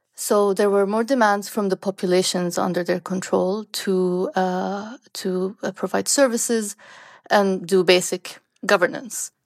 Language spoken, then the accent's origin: English; Sanaa, Amanat Al Asimah, Yemen; moved away; I grew up in Yemen. I, I finished high school in Yemen, in Sanaa.